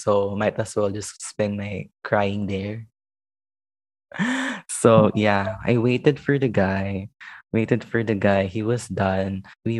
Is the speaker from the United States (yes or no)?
no; Makati, Metro Manila, Philippines; I was from Makati.